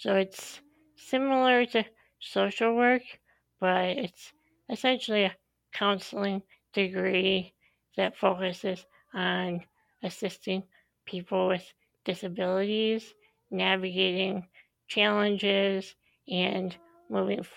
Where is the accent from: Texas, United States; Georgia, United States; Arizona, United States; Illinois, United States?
Illinois, United States; moved away as an adult; now in Madison, United States; I grew up in Illinois, and I moved to the Madison area of Wisconsin a little over 10 years ago for grad school